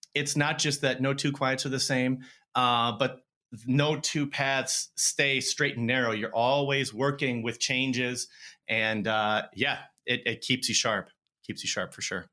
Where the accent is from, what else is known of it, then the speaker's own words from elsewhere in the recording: Madison, Wisconsin, United States; moved away as an adult; also born or lived in Minneapolis / Phoenix; I grew up in Madison.